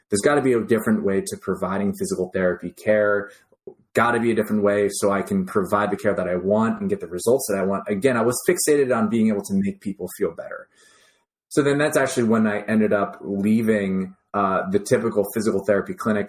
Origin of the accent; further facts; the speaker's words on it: New Jersey, United States; I grew up in New Jersey.